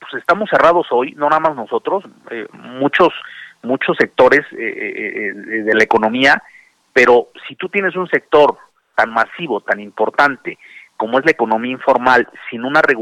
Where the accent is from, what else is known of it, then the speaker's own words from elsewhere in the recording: Mexico; nosotros llevamos 10 meses en una situación, como muchos mexicanos, en una situación complica compleja, difícil